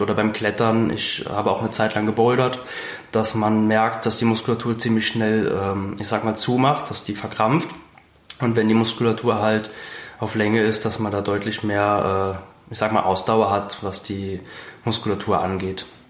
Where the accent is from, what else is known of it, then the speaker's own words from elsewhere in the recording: Briedel, Rhineland-Palatinate, Germany; Ich komme aus Bredel, das ist direkt bei Zell an der Mosel